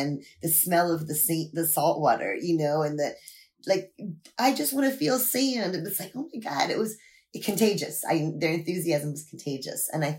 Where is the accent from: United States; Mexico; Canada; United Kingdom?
United States; Washington; also born or lived in Florida / Maryland; coming from Washington, D.C., Maryland